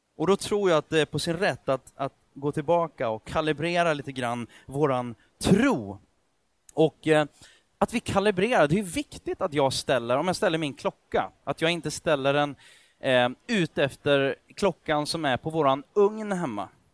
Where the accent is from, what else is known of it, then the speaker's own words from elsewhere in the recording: Sweden; jag är född i Sverige